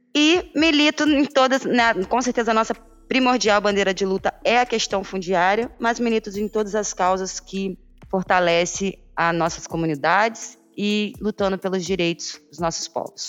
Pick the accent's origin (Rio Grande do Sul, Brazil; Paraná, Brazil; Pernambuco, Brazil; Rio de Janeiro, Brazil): Rio de Janeiro, Brazil; Paraty; sou quilombola, nascida e criada no Quilombo Campinho da Independência